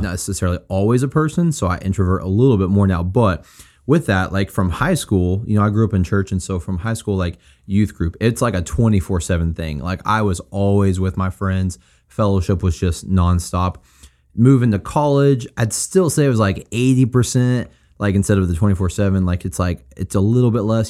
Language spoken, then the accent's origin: English; Springfield, United States; moved away as an adult; my hometown of Springfield